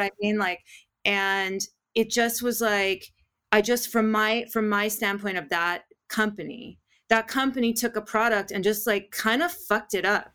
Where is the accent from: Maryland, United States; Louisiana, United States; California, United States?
California, United States; Los Angeles; also born or lived in Tujunga; I'm a true Valley girl. I was born and raised in the San Fernando Valley